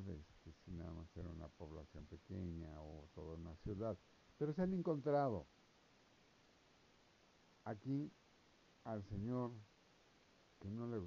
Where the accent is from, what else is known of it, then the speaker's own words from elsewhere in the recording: Mexico; O sea, yo digo, soy mexicano, me gusta la arqueología